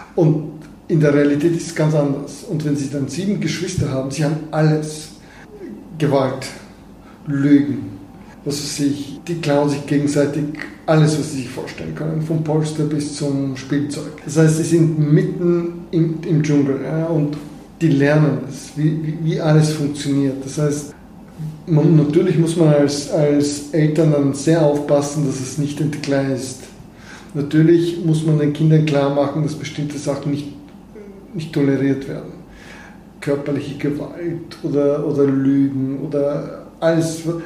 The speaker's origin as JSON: {"language": "German", "town": "Sofia", "region": "Sofia City", "country": "Bulgaria", "tie": "born or raised there", "also_born_or_lived": "Vienna, Austria / Germany / United States", "second_language": "German", "moved": "as an adult", "said": "Ich fühle mich sehr wohl in Sofia. Das ist halt meine Stadt, ich bin hier aufgewachsen."}